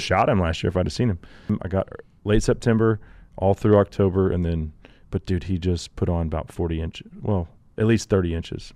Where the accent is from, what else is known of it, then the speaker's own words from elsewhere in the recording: Texas, United States; I'm a Texan.